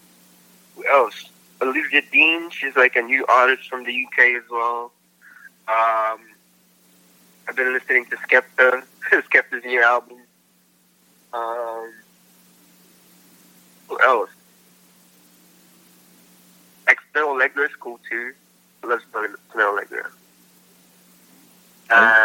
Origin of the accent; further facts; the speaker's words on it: Philippines; moved away; I speak fluent Tagalog. I grew up in the Philippines.